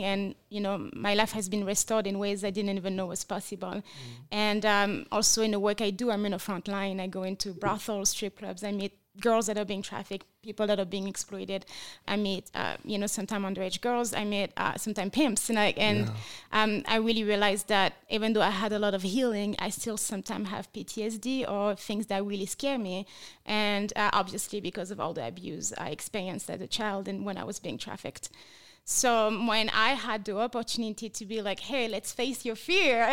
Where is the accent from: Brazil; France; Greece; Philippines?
France; English is a second language; moved away as an adult; now in Las Vegas, United States; I was born and raised in France. I moved to America 8 years ago as a missionary against sex trafficking